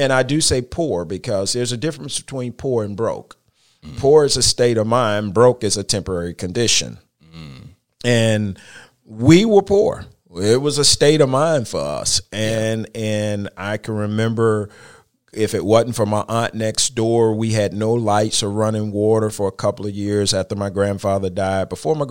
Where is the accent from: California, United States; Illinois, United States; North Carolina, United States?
North Carolina, United States; Charlotte; I am originally from Charlotte, and I grew up in a part of Charlotte called Brooklyn.